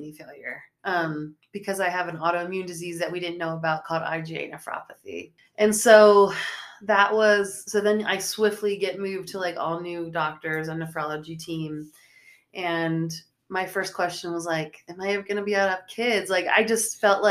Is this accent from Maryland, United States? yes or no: yes; Maryland, United States; moved away as an adult; now in Utah, United States; I'm from Maryland and moved to Utah 2 years ago